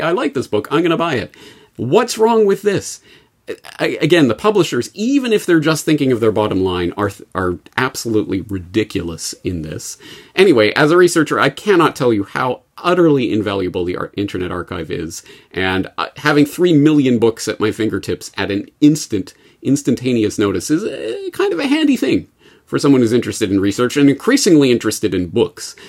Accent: Canada; speaking as a Canadian

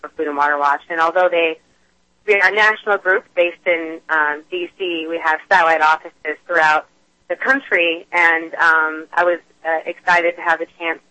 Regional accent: outside Portland, Oregon, United States; I am from the Northwest. I grew up just outside the Portland area

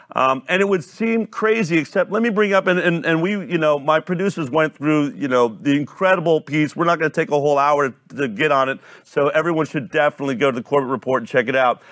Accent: Boulder, Colorado, United States; I grew up in Boulder, Colorado

